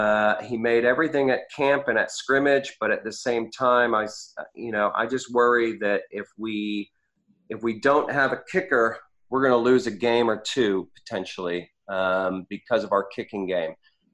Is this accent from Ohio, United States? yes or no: yes; Cleveland, Ohio, United States; now in Oregon, United States; I grew up in Cleveland